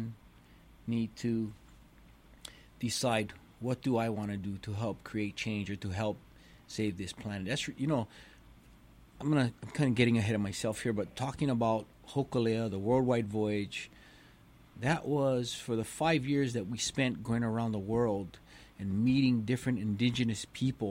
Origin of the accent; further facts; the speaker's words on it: Hawaii, United States; growing up in Hawaii my whole life, lifeguarding my whole life